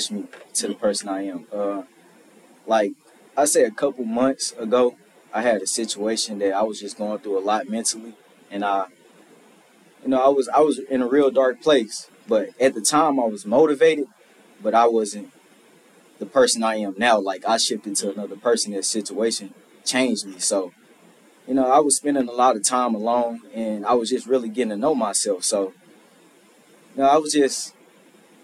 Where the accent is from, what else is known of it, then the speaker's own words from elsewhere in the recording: St. Louis, Missouri, United States; moved away as an adult; now in Memphis, United States; I'm from St. Louis, Missouri